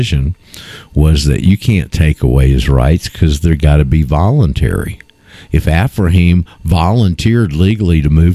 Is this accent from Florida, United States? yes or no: yes; Panama City, Florida, United States; I'm from Panama City, so that's why I say that. So, because we're like the Redneck Riviera